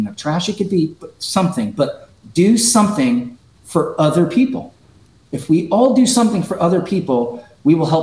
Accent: Jupiter, Florida, United States; also born or lived in New York City, New York; So I'm originally from New York, like every good Floridian is. My dad was a police officer there for 20 years in New York City, and he retired and moved us down to Jupiter, Florida. So I went to elementary and middle school and high school in Jupiter, Florida

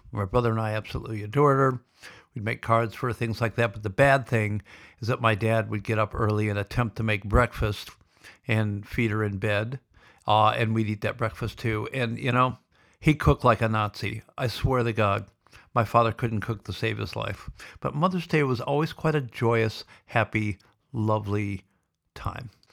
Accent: Sioux City, Iowa, United States; also born or lived in Boulder, Colorado; now in Victoria, Australia; growing up in Sioux City

